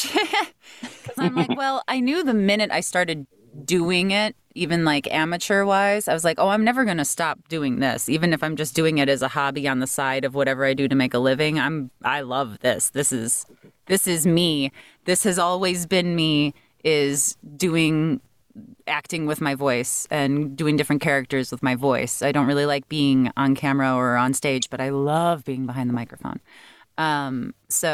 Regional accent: Chicago, Illinois, United States; moved away as an adult; I grew up in Chicago

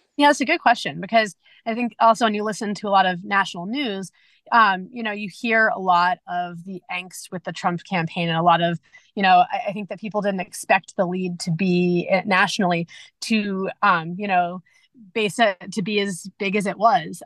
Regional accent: New Hampshire, United States; I'm from New Hampshire um, originally

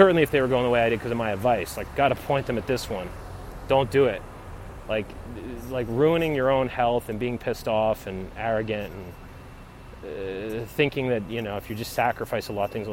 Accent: United States; I'm American

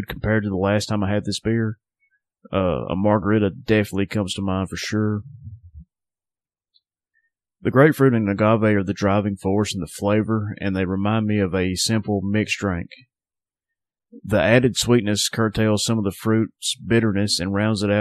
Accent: Northwest Alabama, United States; Southern Package, my hometown craft beer shop.

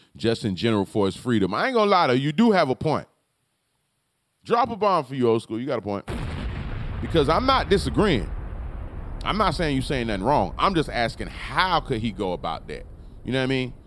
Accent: Palm Beach, Florida, United States; Where I'm from, I'm from Palm Beach. I'm from Florida, though

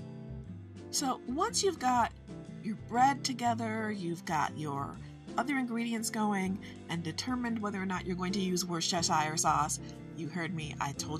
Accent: Midwest of the United States, United States; I am from the Midwest of the United States

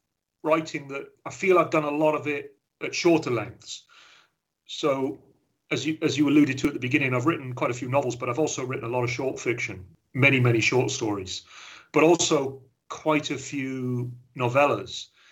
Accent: Wales, United Kingdom; although I'm Welsh and I live in Wales, I've been all over the place, but half my family are from the West Country

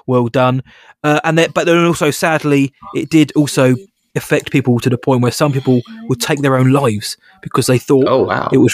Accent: United Kingdom; I am British

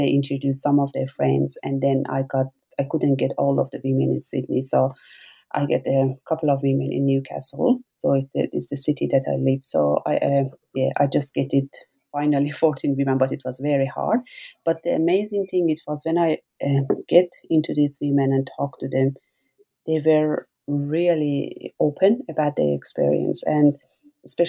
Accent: Iran; English is a second language; moved away as an adult; now in Australia; I was born in Iran

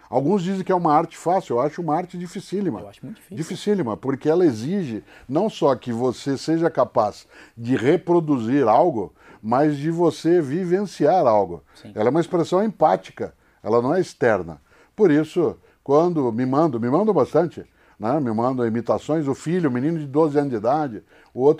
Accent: Brazil; accent: caipira; Inclusive porque esse sotaque que eu uso não é meu sotaque original. Esse é o sotaque que eu uso por conta da comunicação, de rádio, de TV. Eu sou caipira.

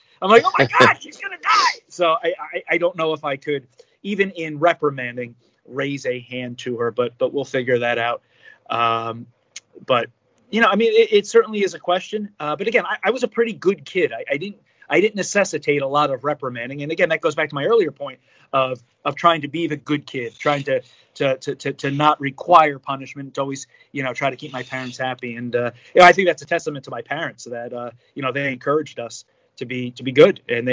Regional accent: New Jersey, United States; I'm from Jersey

